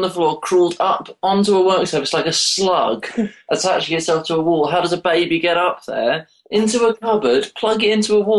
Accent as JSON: {"language": "English", "town": "Brighton", "region": "South East England", "country": "United Kingdom", "tie": "born or raised there"}